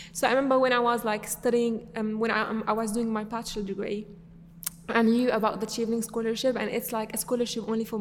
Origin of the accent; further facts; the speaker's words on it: Damascus, Rif Dimashq, Syria; English is a second language; moved away as an adult; also born or lived in London, United Kingdom; now in Harrow, United Kingdom; I was born and raised in Syria